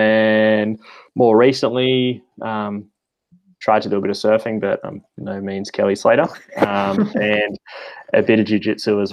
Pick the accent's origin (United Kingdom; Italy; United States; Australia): Australia; Como, New South Wales; So I grew up around the Shire area. So I grew up in Como and went to Genali High School.